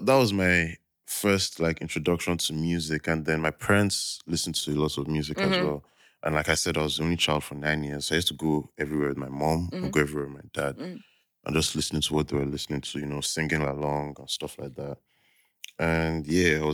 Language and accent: English; Lagos, Nigeria; I grew up in Bagada